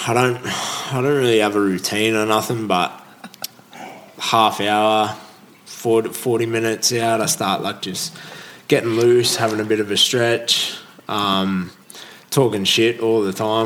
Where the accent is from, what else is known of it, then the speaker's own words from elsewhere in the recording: Holgate, New South Wales, Australia; I grew up on the Central Coast, uh, Holgate, Central